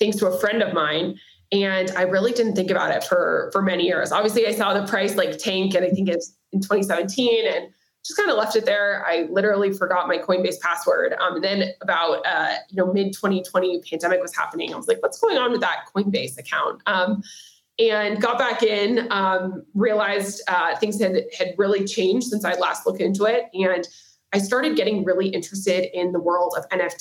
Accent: Nashville, Tennessee, United States; also born or lived in San Diego / Silicon Valley / San Francisco / New York City; now in Miami, United States; I'm originally from Nashville, Tennessee, currently based in Miami, Florida

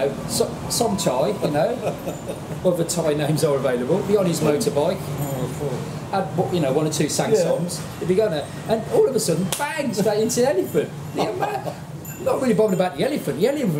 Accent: West Bromwich, West Midlands, United Kingdom; born or raised there; also born or lived in Birmingham (Aston); now in Pattaya, Thailand

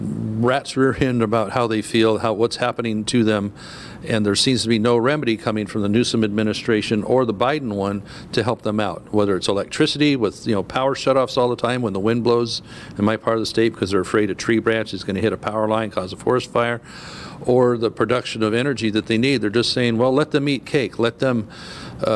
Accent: California, United States; my home state

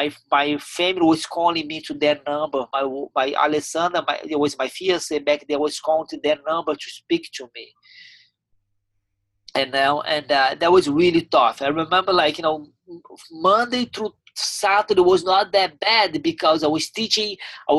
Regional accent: Teresópolis, Rio de Janeiro, Brazil; English is a second language; moved away as an adult; also born or lived in Ribeirão Preto, Brazil / Delaware, United States; now in Tampa, United States; My whole family was in Teresópolis. All my friends, where I grew up, my home.

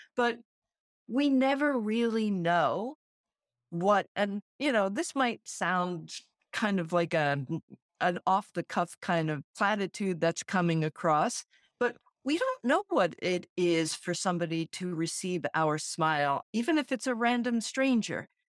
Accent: Central New Jersey, United States; also born or lived in Brooklyn, New York; I grew up in New Jersey

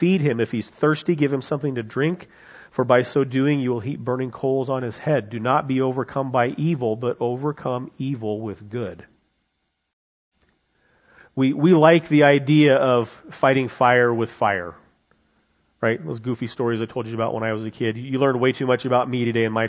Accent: United States; as an American, as someone who loves freedom

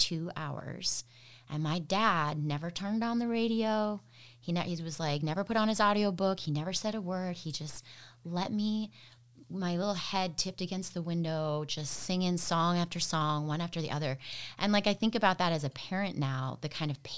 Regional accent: Maine, United States; moved away as an adult; also born or lived in upstate New York / California; now in Ann Arbor, United States; I was born in Maine, but then right after I was born, my parents left

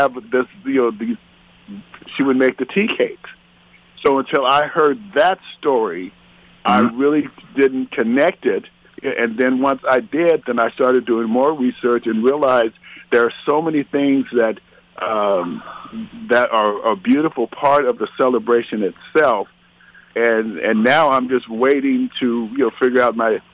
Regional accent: Arizona, United States; I'm originally from Arizona

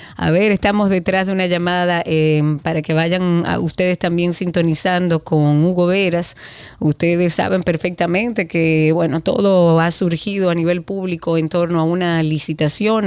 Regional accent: Dominican Republic; nosotros como dominicanos

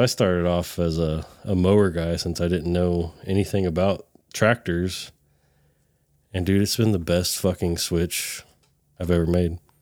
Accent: California, United States; now in Texas, United States; I'm a Californian

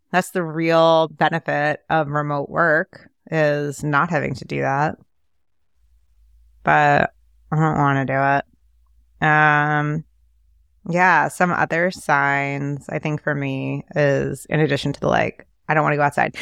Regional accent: New York City, New York, United States; I grew up in New York City.

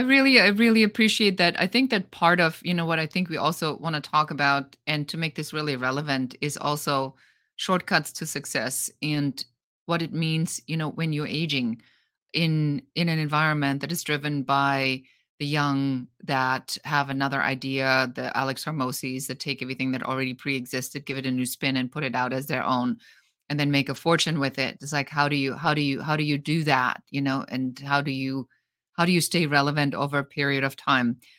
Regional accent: Germany; moved away; I come from Germany, so in Germany, a lot of things are very by the book

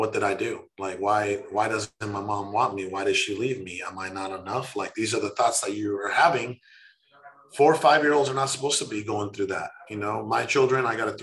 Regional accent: Mexico; now in United States; I was born in Mexico. I was dirt poor

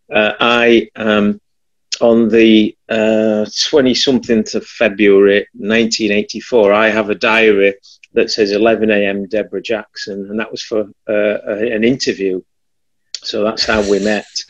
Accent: Barnsley, Yorkshire and the Humber, United Kingdom; I'm from Barnsley

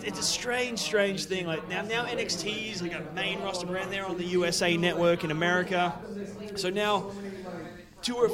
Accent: Melbourne, Victoria, Australia; my hometown of Melbourne, Australia

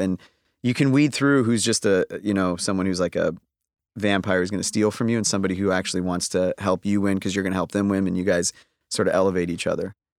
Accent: Toronto, Ontario, Canada; I'm from Toronto.

